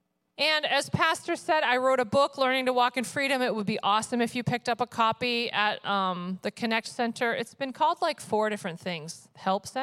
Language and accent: English; upstate New York, United States; also born or lived in Vermont; I was born in Vermont, but my parents actually lived in upstate New York at the time